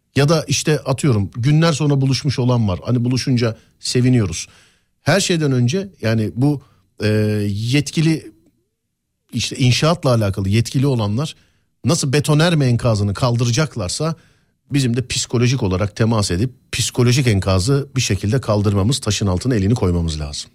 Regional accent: Istanbul, Turkey; also born or lived in Üsküdar, Istanbul; Abi ben Şişliliyim. Üsküdar'da, e, yaşıyorum bir dönemdir. Ama Şişliliyim.

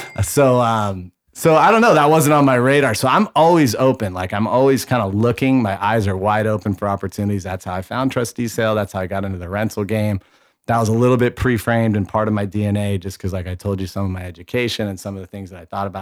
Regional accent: Bay Area, California, United States; I, I grew up with in the Bay Area

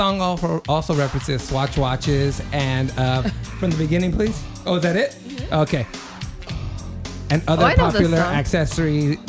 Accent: Reedley, California, United States; moved away as an adult; when I was still living in my hometown, Reedley. When I was going to college there, like when I was 19

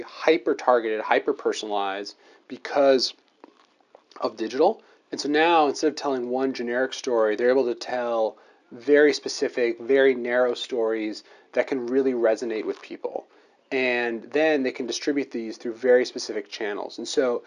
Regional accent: New Jersey, United States; moved away as an adult; now in Washington, D.C., United States; I'm originally from New Jersey

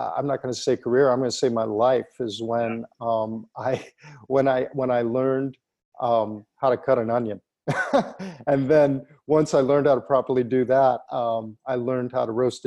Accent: Plymouth, Michigan, United States; in my hometown of Plymouth, Michigan

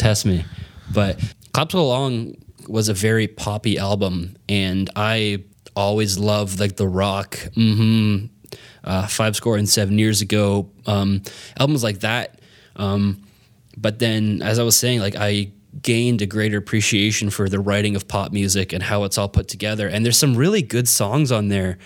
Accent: Canada; as a Canadian

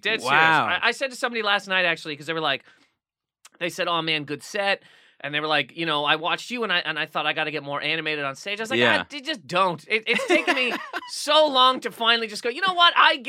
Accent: Nova Scotia, Canada; She came to school from, I'm from Nova Scotia, correct?

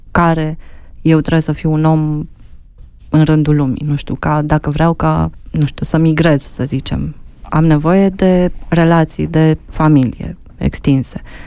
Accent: Romania; suntem români, sărbătorim ziua națională, mâncăm mamaligă

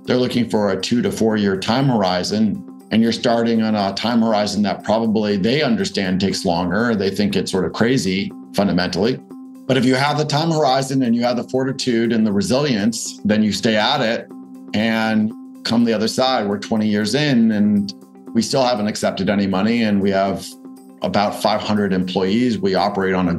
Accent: Newton, Massachusetts, United States; I grew up in Boston, actually in Newton, Massachusetts

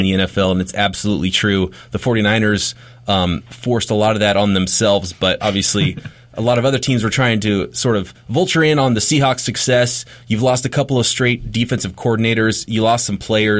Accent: Visalia, California, United States; I grew up in Visalia, California

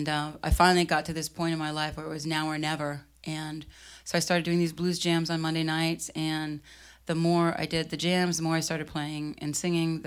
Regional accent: Boston, Massachusetts, United States; also born or lived in Los Angeles / London / Ashland, Oregon; now in Portland, Oregon, United States; I grew up in Boston. Then I moved to L.A., then I moved to London, then I moved back to L.A., then I moved to Portland, Maine, then I moved to Ashland, Oregon, and then Portland, Oregon

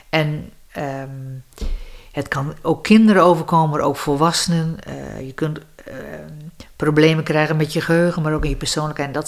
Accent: Grootegast, Groningen, Netherlands; Grote gast, dus Westerkwartier.

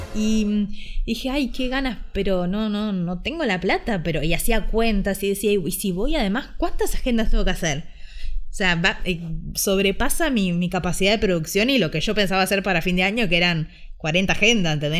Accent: Ushuaia, Tierra del Fuego, Argentina; now in Buenos Aires, Argentina; desde que me fui a vivir a Buenos Aires, porque yo soy de Ushuaia

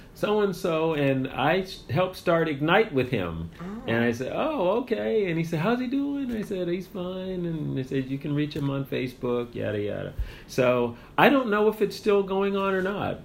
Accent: near Cape Cod, Massachusetts, United States; moved away as an adult; also born or lived in Germany / South Korea / Kenya; now in San Antonio, United States; I'm from New England.

